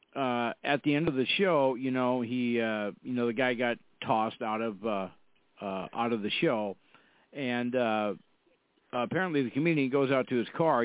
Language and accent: English; Fargo, North Dakota, United States; I'm from Fargo, North Dakota. We have uh, we have four seasons here